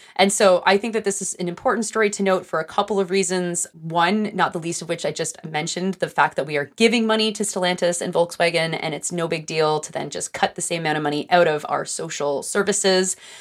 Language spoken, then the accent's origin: English; Greenbelt, Ontario, Canada; I grew up actually basically in the Green Belt